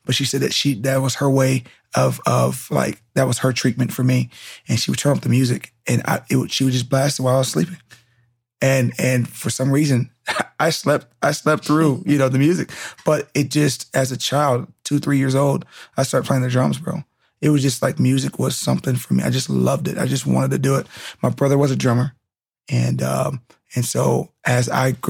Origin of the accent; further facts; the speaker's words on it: Southern California, United States; also born or lived in Fresno, California / Rialto, California; my parents moved out to Southern California when I was about 6 months. And I've been here ever since